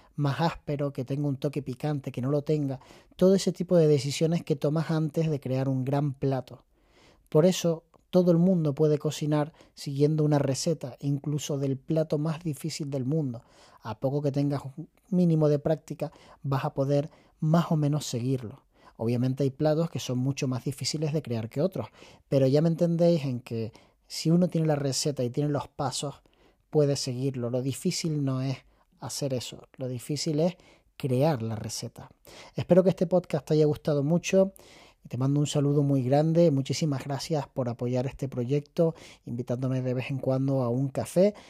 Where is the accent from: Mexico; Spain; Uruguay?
Spain; Canary Islands; accent: Canarian; siendo canario, que no es fácil porque hablamos muy aspirado